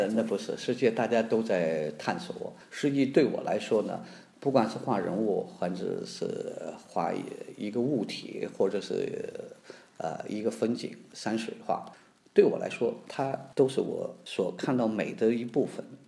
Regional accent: near Dunhuang, the Northwest, Gansu, China; 我呢出生在大西北，离世界艺术的之都吧，也可以说是另外一个地方，就是敦煌的非常接近

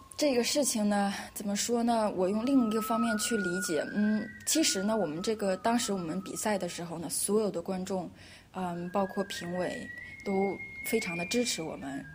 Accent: China; moved away as an adult; now in Vienna, Austria; 我是中国人，我想我在中国学习到中国的文化，然后我现在在国外留学，在国外工作

